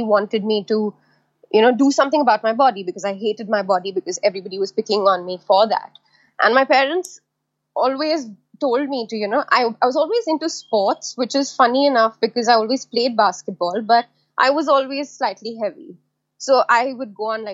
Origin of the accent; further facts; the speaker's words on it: India; living in India and growing up in India